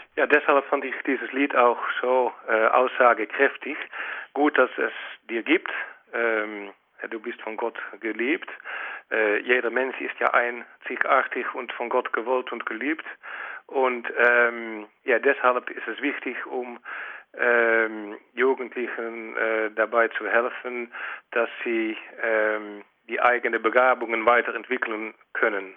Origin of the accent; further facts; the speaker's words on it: Netherlands; als äh, Holländer